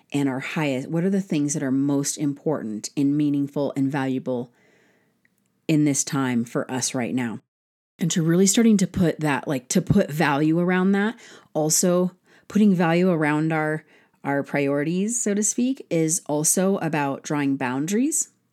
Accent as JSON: {"language": "English", "country": "United States", "said": "as an American citizen"}